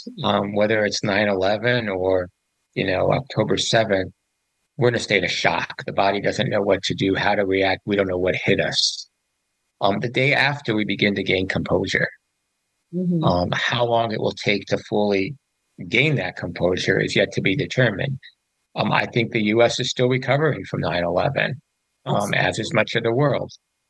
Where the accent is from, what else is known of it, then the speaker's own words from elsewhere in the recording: Panama; born there; I was born in Panama.